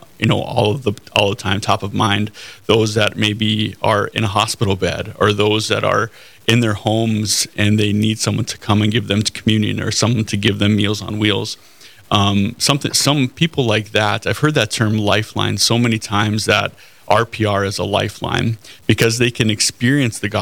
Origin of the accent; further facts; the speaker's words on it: Cavalier, North Dakota, United States; I grew up in Cavalier, North Dakota, in the northeastern corner of the state.